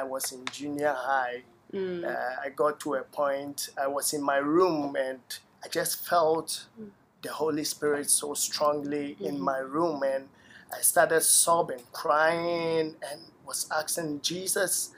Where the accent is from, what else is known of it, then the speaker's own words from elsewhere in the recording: Takoradi, Western Region, Ghana; moved away as an adult; also born or lived in Tema, Ghana; now in United States; I grew up in a place in Ghana called Takoradi.